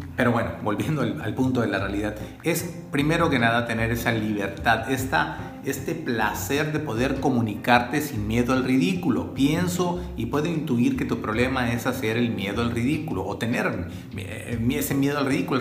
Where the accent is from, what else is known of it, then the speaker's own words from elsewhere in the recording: Mexico; soy mexicano